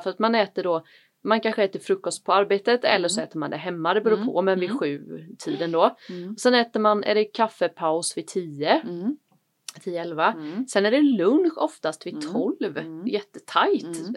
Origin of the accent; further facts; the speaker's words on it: Varberg, Halland County, Sweden; moved away; also born or lived in Malmö; jag är ju uppväxt i, i Varberg